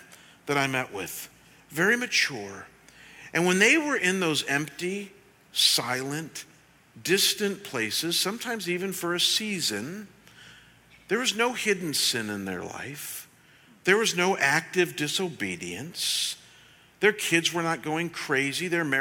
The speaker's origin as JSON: {"language": "English", "town": "Cleveland", "region": "Ohio", "country": "United States", "tie": "born or raised there", "moved": "as an adult", "said": "when I was pastoring in my hometown back in Cleveland"}